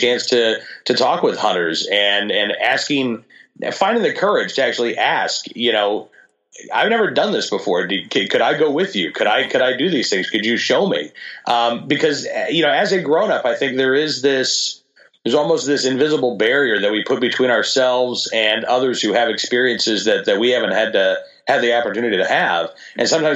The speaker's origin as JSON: {"language": "English", "region": "Oklahoma", "country": "United States", "tie": "born or raised there", "said": "I grew up in a very gun-friendly state. I grew up in Oklahoma"}